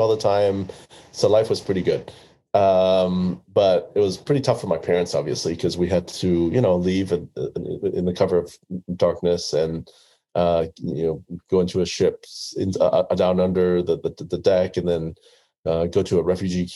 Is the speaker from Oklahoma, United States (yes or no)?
yes; Oklahoma City, Oklahoma, United States; also born or lived in Vietnam; I grew up in the Midwest in Oklahoma City